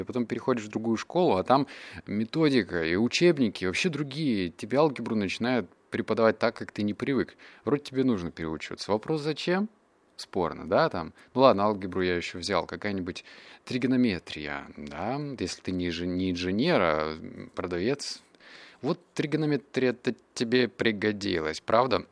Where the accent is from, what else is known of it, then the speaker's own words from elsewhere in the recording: Russia; also born or lived in Barnaul, Russia / Novosibirsk, Russia; я рос в Барнауле, я рос в Новосибирске.